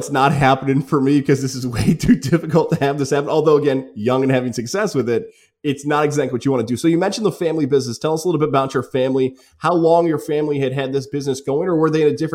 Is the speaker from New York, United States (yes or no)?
yes; Niskayuna, New York, United States; I grew up in Niskayuna.